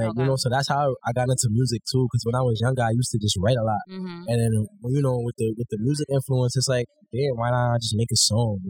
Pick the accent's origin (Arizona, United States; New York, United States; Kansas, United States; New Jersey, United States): New York, United States; New York City; you know. I'm a rapper, creative, you know. I'm from Brooklyn, born and raised.